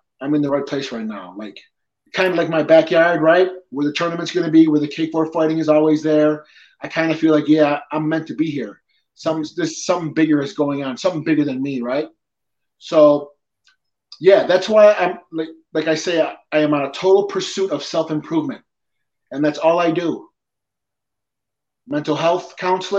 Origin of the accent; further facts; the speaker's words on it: Depew, New York, United States; also born or lived in Peñuelas, Puerto Rico; I was born in Puerto Rico. I was adopted at about 5 months old. My father's side is Italian and my mother's side is Irish. And I pretty much lived in Lancaster, Depew my whole life